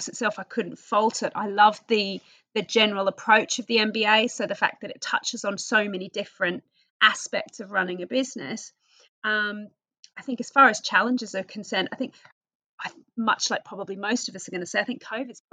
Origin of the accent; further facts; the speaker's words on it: Australia; accent: Australian; moved away as an adult; now in United Kingdom; I am originally from Australia, which you'll probably pick up from my accent. I came to the UK on a working holiday about 23 years tomorrow.